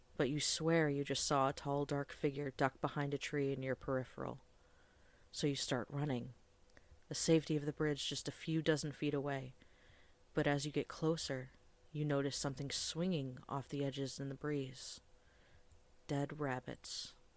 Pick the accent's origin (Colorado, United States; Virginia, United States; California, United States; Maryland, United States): Virginia, United States; Fairfax County; I was born in Fairfax County